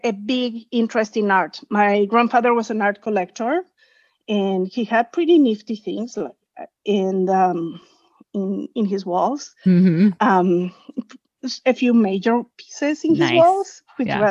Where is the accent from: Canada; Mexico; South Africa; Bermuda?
Mexico; moved away as an adult; also born or lived in New York City, United States; now in Walnut Creek, United States; I'm originally from Mexico